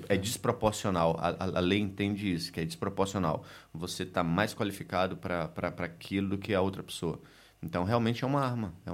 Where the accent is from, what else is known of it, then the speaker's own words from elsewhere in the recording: Recife, Pernambuco, Brazil; É, lá na minha cidade, em Recife, é, a gente era, era, obrigatório fazer alguma extra, atividade extracurricular no colégio.